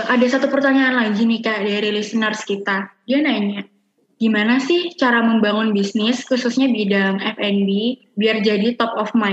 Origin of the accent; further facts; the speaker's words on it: Jakarta, Indonesia; Karena emang aku juga sebagai orang Jakarta, aku kan juga suka makan seblak ya kak.